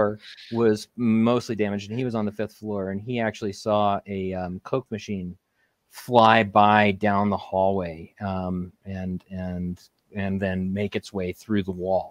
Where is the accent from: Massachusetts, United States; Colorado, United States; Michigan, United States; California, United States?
Colorado, United States; Aurora; I was born and raised in Aurora, Colorado